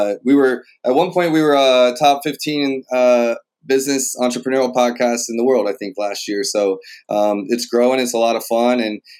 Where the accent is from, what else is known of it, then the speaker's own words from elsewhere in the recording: Montreal, Quebec, Canada; born there; I was born in Montreal, Quebec. My parents were there learning French